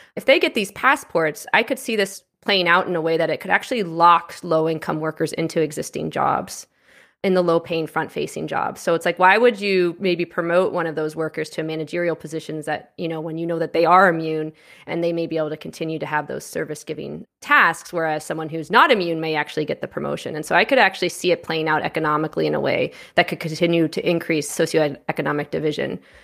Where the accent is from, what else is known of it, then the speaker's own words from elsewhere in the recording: Canada; moved away as an adult; also born or lived in United States; I'm a U S citizen. I grew up in Canada. I lived in the U S for quite some time, and now I'm back in Canada